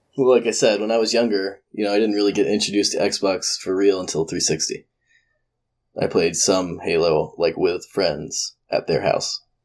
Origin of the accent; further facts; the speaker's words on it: Georgia, United States; I'm from Georgia